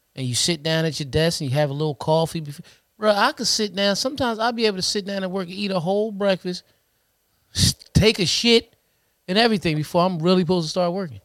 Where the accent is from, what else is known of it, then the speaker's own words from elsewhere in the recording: Trenton, New Jersey, United States; we born and raised in Trenton, New Jersey